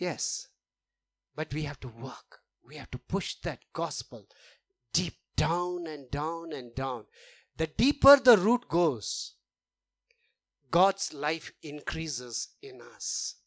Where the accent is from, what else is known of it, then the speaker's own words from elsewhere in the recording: India; moved away; we come from India, so we are very familiar with caste system